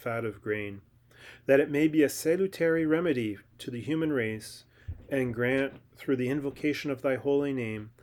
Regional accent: Newmarket, Ontario, Canada; Market Brewing Company in Newmarket, my hometown

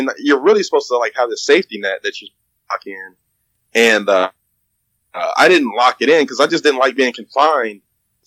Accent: Indiana, United States; also born or lived in Ohio; I relocated from Ohio to Indiana, which is my hometown anyway

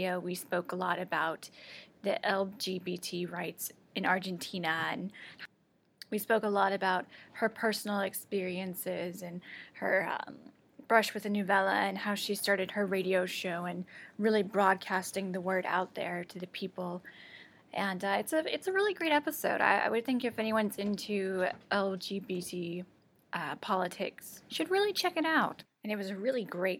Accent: United States; As an American

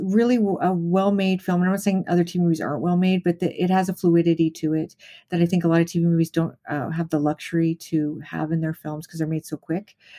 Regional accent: Las Vegas, Nevada, United States; I grew up in Las Vegas

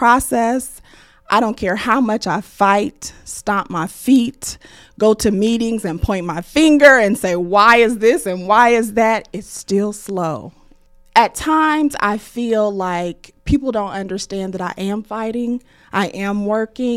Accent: Muncie, Indiana, United States; I am born and raised and from Muncie

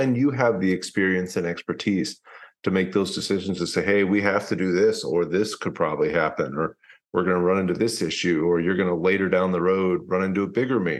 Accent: Louisville, Kentucky, United States; moved away; I'm from Louisville, Kentucky originally. I invest in Louisville.

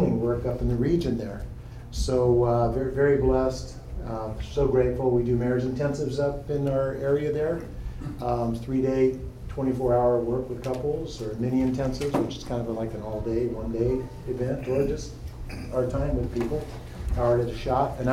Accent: Pleasant Hill, California, United States; moved away as an adult; also born or lived in Concord, California; now in Bremerton, United States; almost 60 years here in Concord, growing up in Concord, actually, in Pleasant Hill, forever.

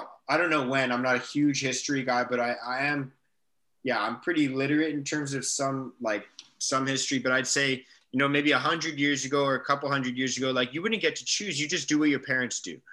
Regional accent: Canada; My mom's from England. She moved to Canada. So I'm first generation Canadian.

